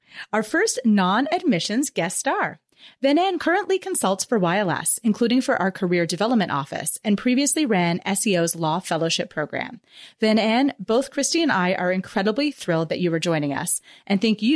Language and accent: English; Canada; moved away as an adult; now in United States; I'm actually Canadian, so it was really nice for me to go home for a year